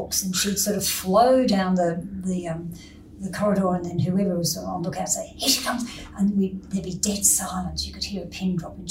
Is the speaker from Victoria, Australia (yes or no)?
no; Sydney, New South Wales, Australia; I was born in Crown Street Women's Hospital